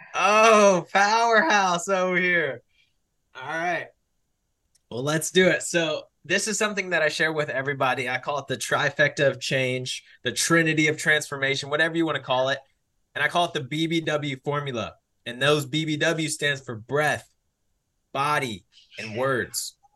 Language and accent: English; Mansfield, Texas, United States; I was born and raised in Texas, to be specific, Mansfield, Texas